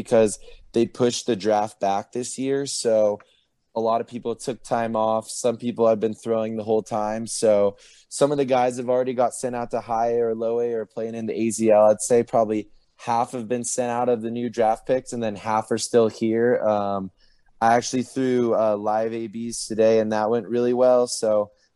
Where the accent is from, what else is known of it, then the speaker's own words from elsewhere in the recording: Oceanside, California, United States; moved away as an adult; also born or lived in New Orleans, Louisiana; I'm from Oceanside, California